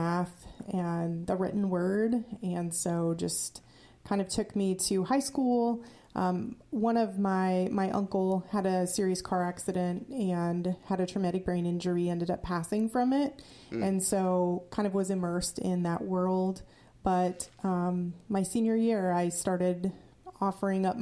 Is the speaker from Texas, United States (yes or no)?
no; Grinnell, Iowa, United States; moved away as an adult; also born or lived in Indiana / Arizona; now in Iowa, United States; I was born in Iowa, in Grinnell, Iowa